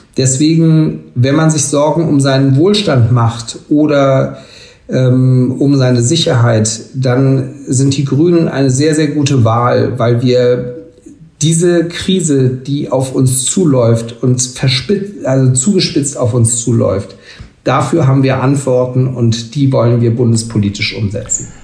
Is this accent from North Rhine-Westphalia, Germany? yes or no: no; Schleswig-Holstein, Germany; in meinem Heimatland Schleswig-Holstein